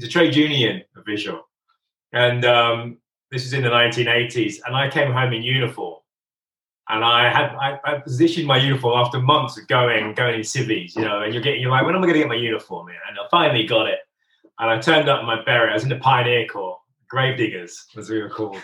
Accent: Northampton, East Midlands, United Kingdom; also born or lived in London; most of the family I grew up with were my extended family, Northampton, my English family

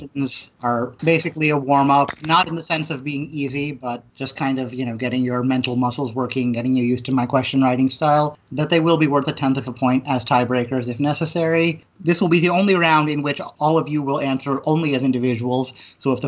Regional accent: Springfield, Illinois, United States; now in Vancouver, United States; Springfield, Illinois is, of course, where I grew up

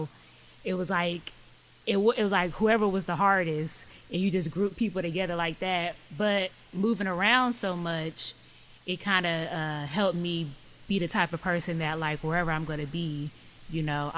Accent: Lawton, Oklahoma, United States; also born or lived in South Carolina / Hawaii / Florida; now in Oklahoma City, United States; I grew up as an Army brat, so like I was born in South Carolina, lived in Hawaii, Florida, but I was raised in Lawton, and then I moved up here like 8th grade to the city.

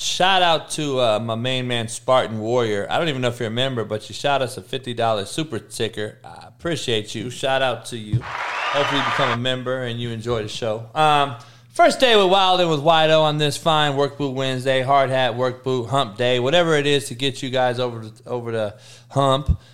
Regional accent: Los Angeles, California, United States; L A is my hometown

